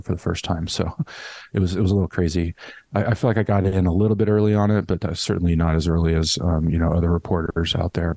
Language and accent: English; Los Angeles, California, United States; moved away as an adult; also born or lived in San Francisco / New York City; back in LA, really liking it. It's my hometown